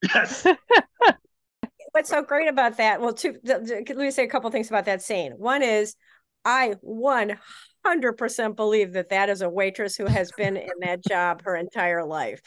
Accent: Chicago, Illinois, United States; I am from Chicago

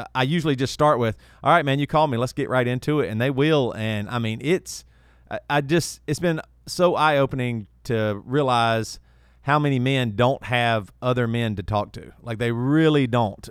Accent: South Carolina, United States; moved away as an adult; also born or lived in Charlotte, North Carolina / Franklin, Tennessee / Rock Hill, South Carolina; I'm from the South, uh, South Carolina. Uh, grew up, you know, an hour and a half away from Charlotte.

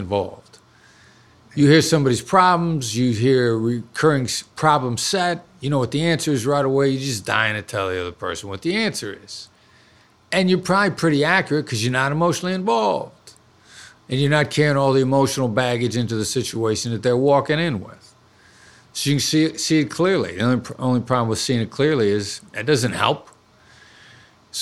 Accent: Iowa, United States; moved away; also born or lived in New York City; live in where I grew up in Iowa for 10 years

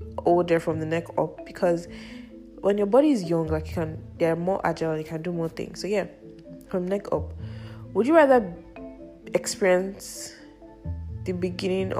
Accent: Nigeria; I'm a Nigerian

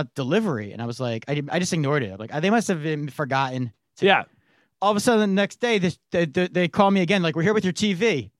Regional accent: New York, United States; I'm, as a New Yorker

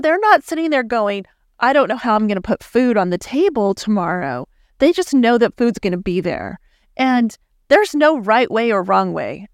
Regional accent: El Paso, Texas, United States; moved away as an adult; now in Dallas, United States; I grew up in El Paso, Texas

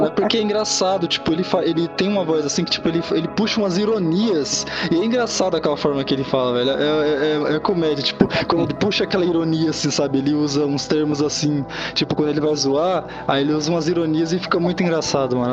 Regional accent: São Paulo, Brazil; nós somos de São Paulo

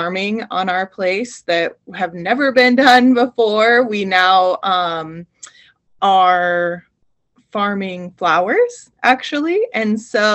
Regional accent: Montana, United States; I grew up in Montana on a ranch

